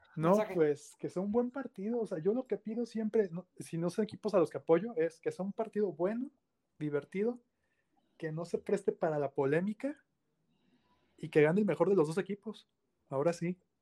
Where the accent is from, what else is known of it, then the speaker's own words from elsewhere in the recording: León, Guanajuato, Mexico; yo soy de León